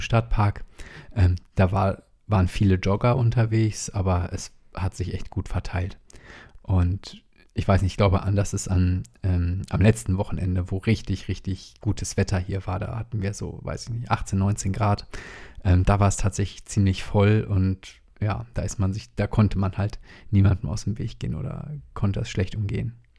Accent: WDR area, North Rhine-Westphalia, Germany; moved away; ich bin ja im WDR-Land aufgewachsen

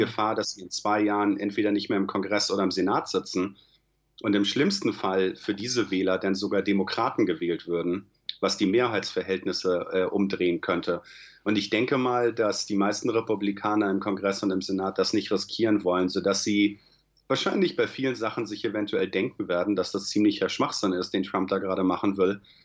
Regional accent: Germany; now in United States; Da ich ja nach wie vor deutscher Staatsbürger bin

